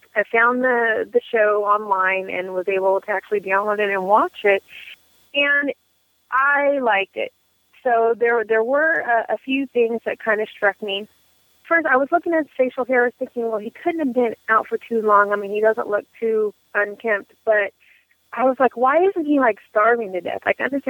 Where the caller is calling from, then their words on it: Oakland, California, United States; I'm calling you from Northern California. I actually reside in Oakland.